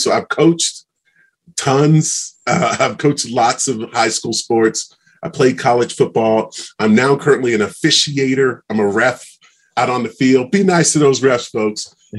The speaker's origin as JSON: {"language": "English", "region": "Maryland", "country": "United States", "said": "I came from Maryland, came out to BYU, football scholarship, met my wife."}